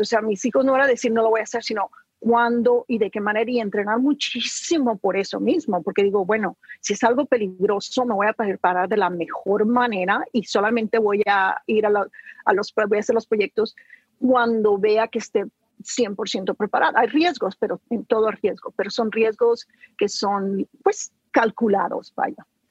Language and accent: Spanish; Sinaloa, Mexico; moved away; yo salí huyendo sin Sinaloa, nunca regresé